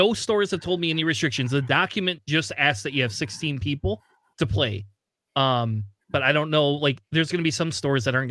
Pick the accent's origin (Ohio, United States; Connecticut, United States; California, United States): Ohio, United States; Springfield; moved away; I was originally from Ohio